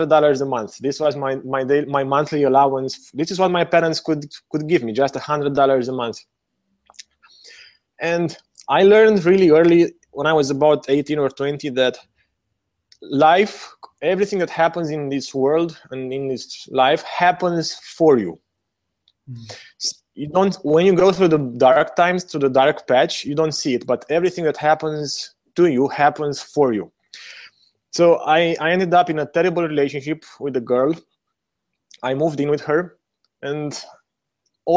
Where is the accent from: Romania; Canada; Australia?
Romania; moved away as an adult; also born or lived in New Zealand / Hawaii; I was born in Romania during the last years of communism.